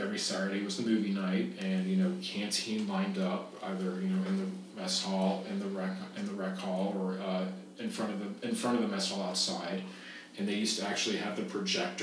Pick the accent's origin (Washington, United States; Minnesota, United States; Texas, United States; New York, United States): Texas, United States; Dallas; I told him from Dallas, Texas